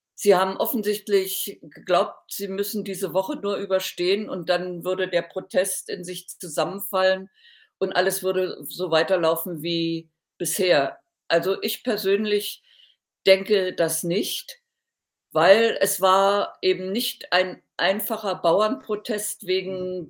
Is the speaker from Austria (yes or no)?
no; Thuringia, Germany; in meiner Heimatstadt in Thüringen